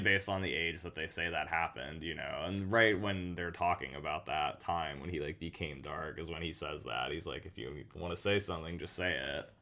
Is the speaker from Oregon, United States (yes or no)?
yes; Oregon, United States; Filmed in my home state